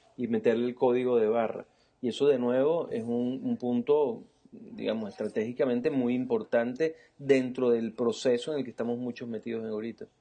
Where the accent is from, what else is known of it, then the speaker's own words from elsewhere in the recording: Venezuela; como venezolanos